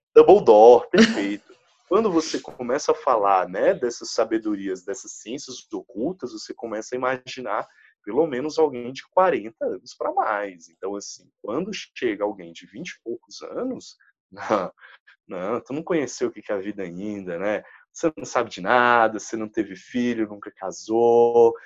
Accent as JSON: {"language": "Portuguese", "country": "Brazil", "said": "a gente é brasileiro"}